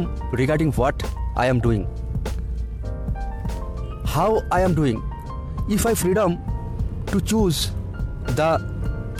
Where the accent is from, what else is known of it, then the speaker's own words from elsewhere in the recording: India; from India.